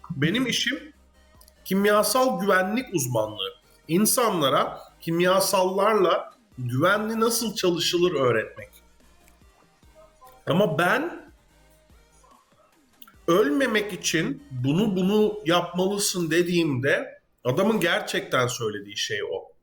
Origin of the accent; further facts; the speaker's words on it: Netherlands; Hollanda'dayım mesela. Ee, ve Hollandalıyım.